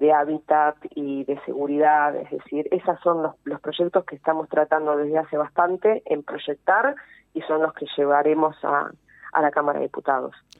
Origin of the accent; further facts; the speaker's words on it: Avellaneda, Buenos Aires Province, Argentina; yo eh, soy de Avellaneda